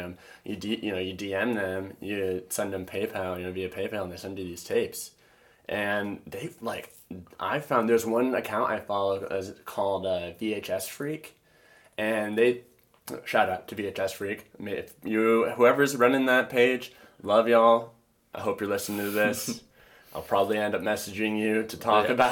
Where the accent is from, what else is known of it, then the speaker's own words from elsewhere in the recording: Michigan, United States; moved away; I'm from Michigan originally, and there's this town, or the town I'm from